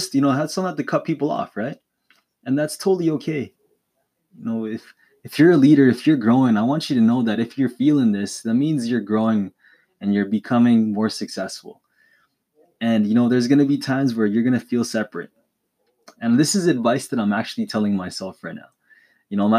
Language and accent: English; Calgary, Alberta, Canada; moving from the city that I was born in, right? If you don't know where I'm from Calgary, Alberta, Canada.